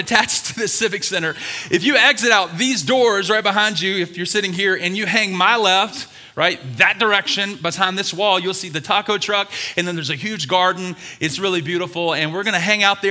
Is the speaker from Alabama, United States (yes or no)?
yes; Birmingham, Alabama, United States; I was born and raised in Birmingham, Alabama.